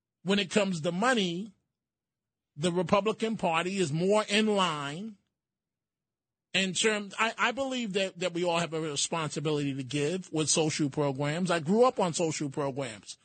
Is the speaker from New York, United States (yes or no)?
yes; New York City, New York, United States; when I was growing up in the Bronx